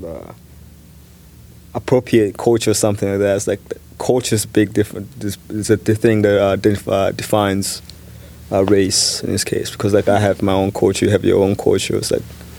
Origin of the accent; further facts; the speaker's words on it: Chicago, Illinois, United States; I'm from Chicago